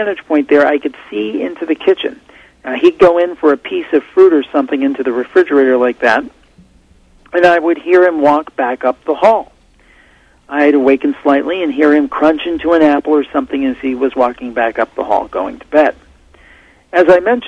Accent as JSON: {"language": "English", "region": "Ohio", "country": "United States", "said": "I'm from Ohio, and she's from the same area of Ohio as I am"}